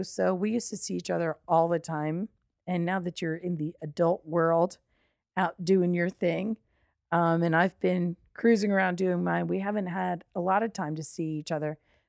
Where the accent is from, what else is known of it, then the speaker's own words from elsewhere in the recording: Long Valley, New Jersey, United States; moved away; We are in my hometown, which is Long Valley, New Jersey